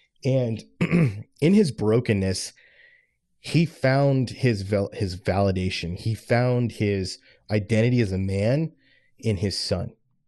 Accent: Florida, United States; When I was growing up, I was raised in South Florida, and I lived with my dad and my stepmom.

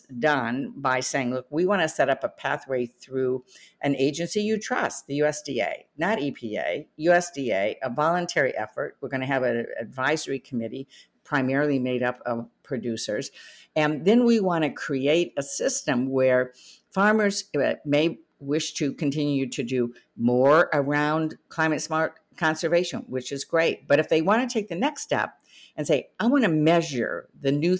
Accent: Michigan, United States; I'm from Michigan.

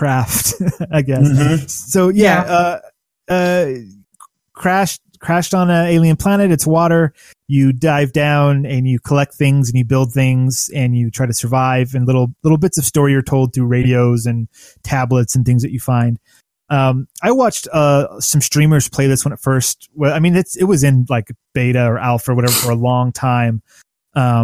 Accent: United States; as an American in America

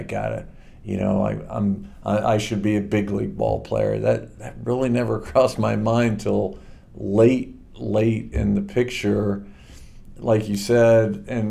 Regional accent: Springfield, Missouri, United States; also born or lived in Chillicothe, Ohio / New Jersey / Leavenworth; And so we moved from Chillicothe to New Jersey to Leavenworth to Colorado Springs to Springfield, Missouri. And that's where I went to high school, met Joanne, my wife, and made Missouri home. But born in Chillicothe.

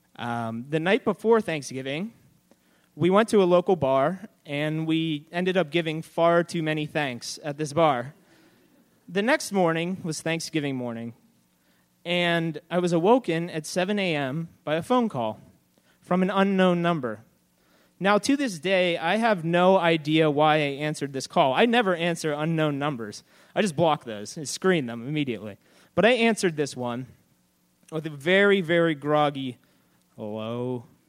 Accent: Pittsburgh, Pennsylvania, United States; I had been living geographically in the same place I'd been my entire life. Everyone sounded exactly the same as I did, and now I was in this entire new world where I sounded different, although I was still essentially in my hometown.

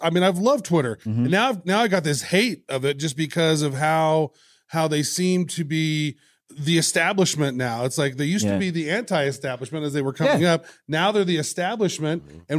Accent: Midwest, United States; I'm from the Midwest.

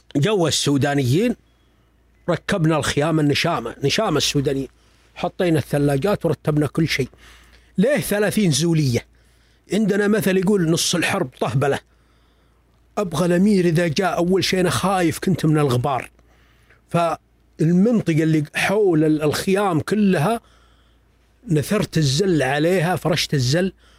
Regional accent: Saudi Arabia; أنا ابن البلد هذا

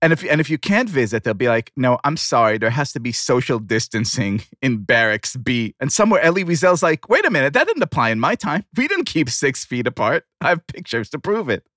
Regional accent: Tel Aviv, Tel Aviv District, Israel; born or raised there

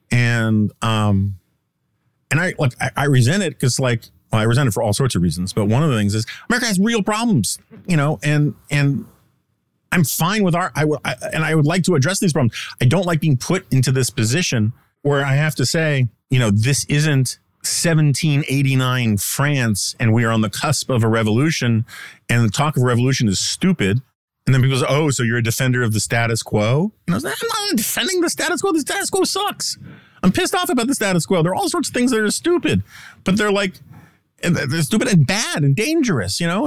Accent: United States; as an American

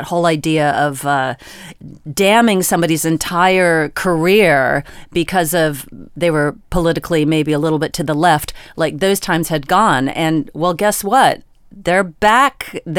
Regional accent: Virginia, United States; You know, I am from Virginia. Did you know that? I'm not from West Virginia. That is a different state.

